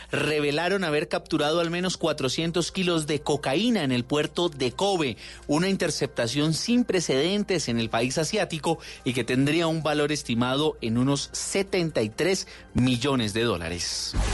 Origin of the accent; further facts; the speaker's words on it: Colombia; Desafortunadamente, uno se siente como colombiano, se decepciona frente a ese tipo de situaciones.